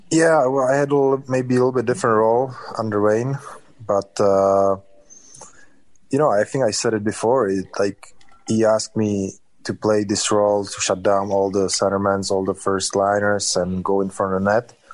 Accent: Czechia; born or raised there

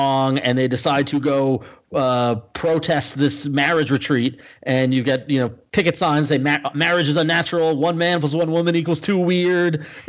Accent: Northeast, United States; I'm a liberal from the Northeast.

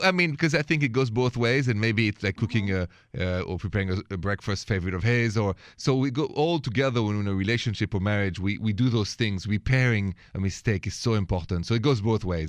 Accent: France; accent: French; My accent is French.

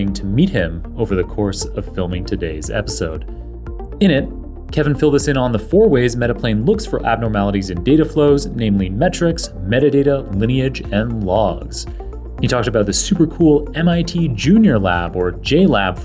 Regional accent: Canada; now in United States; My home country, Canada

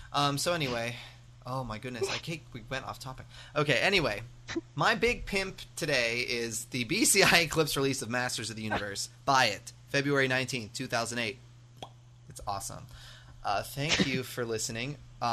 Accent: United States; accent: American; But to people overseas, I obviously sound American.

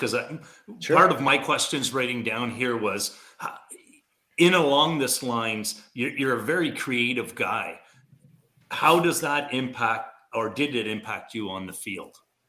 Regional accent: Canada; You're an American, I'm a Canadian.

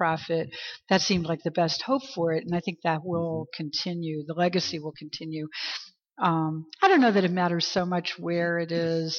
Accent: Long Hill, Maryland, United States; moved away; a more obscure town that I had lived in as a child, called Long Hill, Maryland

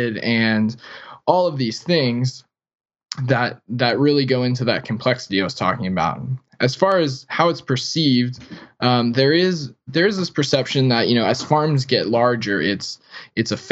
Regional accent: South Florida, United States; I grew up in South Florida and never was a farm kid

